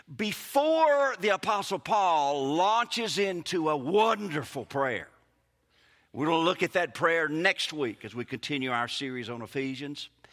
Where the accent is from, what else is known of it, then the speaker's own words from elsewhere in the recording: Mississippi, United States; accent: Mississippi; my Mississippi-ness